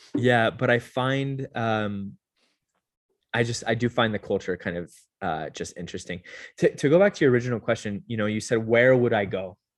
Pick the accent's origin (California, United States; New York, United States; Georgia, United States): California, United States; Southern; moved away as an adult; also born or lived in Utah; now in Las Vegas, United States; I grew up mm. in uh, Southern California